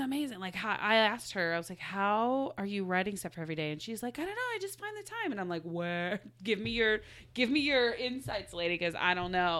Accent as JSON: {"language": "English", "region": "Midwest", "country": "United States", "said": "I'm from the Midwest"}